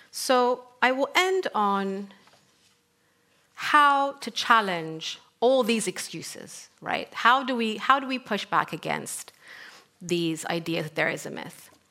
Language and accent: English; Sudan; English is a second language; moved away; also born or lived in North Africa / Middle East; so I come from Sudan, and I grew up in North Africa and the Middle East. Um, I grew up in a very conservative, traditional family